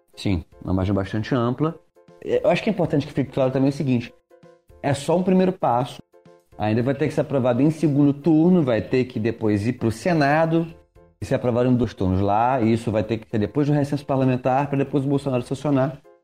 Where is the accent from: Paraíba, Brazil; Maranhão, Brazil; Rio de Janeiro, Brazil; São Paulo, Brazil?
Rio de Janeiro, Brazil; Niterói; now in Rio de Janeiro, Brazil; Eu sou de Niterói, gente, é isso aí. Eu sou do estado do Rio, não da cidade